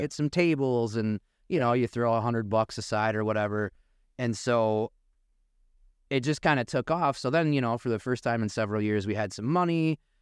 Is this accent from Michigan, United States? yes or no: yes; Muskegon, Michigan, United States; also born or lived in Boca Raton, Florida / Naples, Florida; we're both locals, born and raised in Muskegon